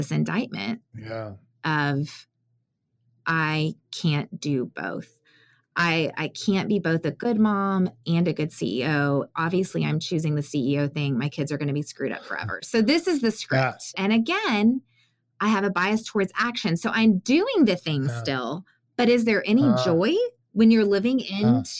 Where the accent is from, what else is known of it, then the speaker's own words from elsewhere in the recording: San Antonio, Texas, United States; I grew up in San Antonio, 80% Hispanic